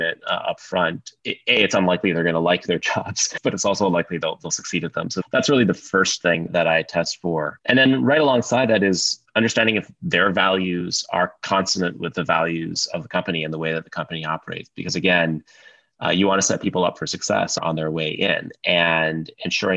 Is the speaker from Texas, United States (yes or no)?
no; Sioux Falls, South Dakota, United States; I grew up in Sioux Falls, South Dakota